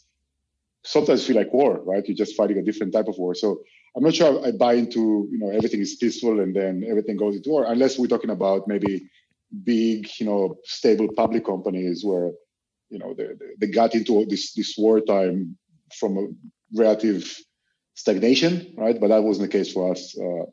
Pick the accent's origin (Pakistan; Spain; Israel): Israel; moved away as an adult; now in Europe; I'm originally from Israel, although I've been living in Europe for the past 15 years.